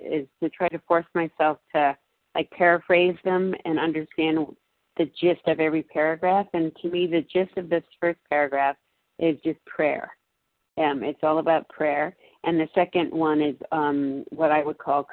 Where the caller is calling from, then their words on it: Massachusetts, United States; I'm calling in from Massachusetts